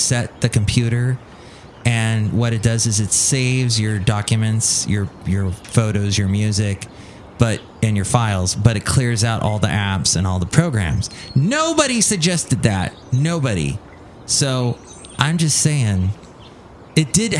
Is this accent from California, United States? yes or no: yes; California, United States; As a Californian, as someone who moved to somewhere that was humid